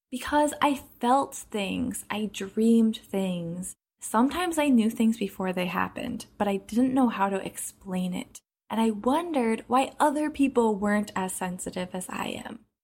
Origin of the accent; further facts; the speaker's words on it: Minneapolis, Minnesota, United States; I grew up in Minneapolis, where there's lots of lakes, over ten thousand apparently